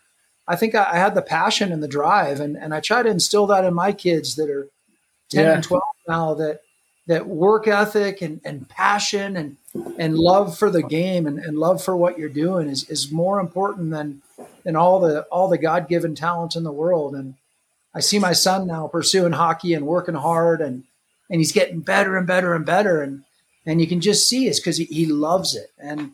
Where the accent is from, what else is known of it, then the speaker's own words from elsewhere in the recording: Colorado, United States; born there; I was born here in Colorado, but actually learned how to snowboard at Mount Bachelor in Central Oregon.